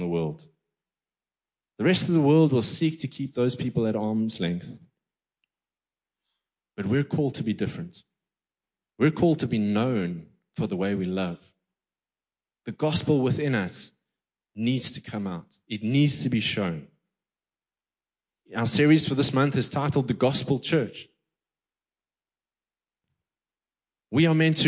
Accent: East London, Eastern Cape, South Africa; I grew up in the Quigney through the 80s, 90s, and 2000s

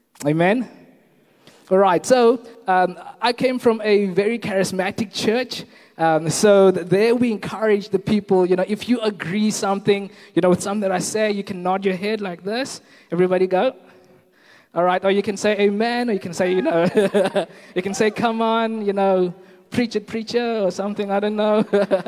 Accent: Kathu, Northern Cape, South Africa; moved away as an adult; now in Stellenbosch, South Africa; I'm originally from a very small town in the Northern Cape called Katu

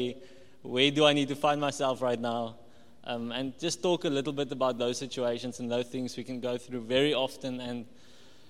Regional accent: Walvis Bay, Erongo, Namibia; also born or lived in Cape Town, South Africa / Paarl, South Africa / Potchefstroom, South Africa; I'm from Wolfish Bay. I grew up in Wolfish Bay

